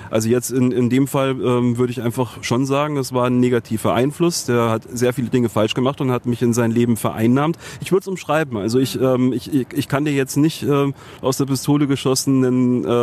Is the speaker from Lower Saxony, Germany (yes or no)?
no; Munich, Bavaria, Germany; born there; In München, ja.